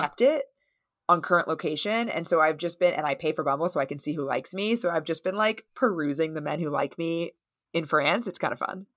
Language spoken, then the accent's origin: English; United States; I'm from the United States